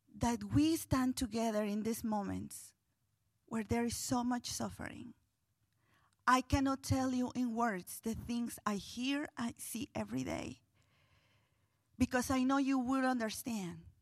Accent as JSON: {"language": "English", "town": "Guatemala City", "region": "Guatemala Department", "country": "Guatemala", "tie": "born or raised there", "moved": "as an adult", "lives_now": "Louisville, United States", "said": "growing up in Guatemala City, in what we would consider here a ghetto."}